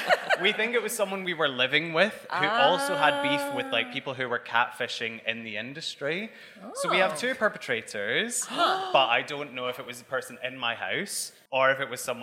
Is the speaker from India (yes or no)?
no; Scotland, United Kingdom; now in London, United Kingdom; obviously I'm Scottish